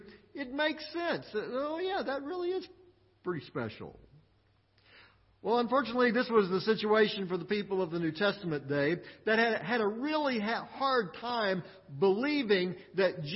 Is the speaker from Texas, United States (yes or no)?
yes; Midland, Texas, United States; also born or lived in Austin, Texas; I was born in Midland, Texas.